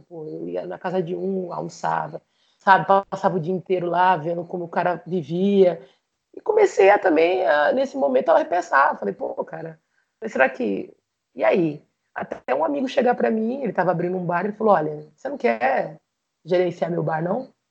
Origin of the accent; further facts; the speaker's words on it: Jaú, São Paulo, Brazil; moved away as an adult; now in Rondônia, Brazil; Quando eu morava em Jaú